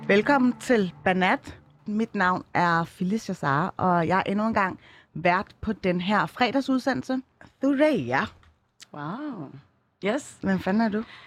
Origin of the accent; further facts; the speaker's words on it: Copenhagen, Capital Region of Denmark, Denmark; Jeg er fra Ryparken og Tingbjerg.